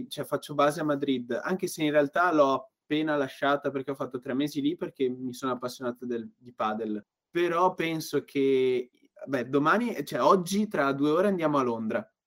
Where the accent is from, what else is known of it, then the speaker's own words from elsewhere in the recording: Padua, Veneto, Italy; comunque, da Padovano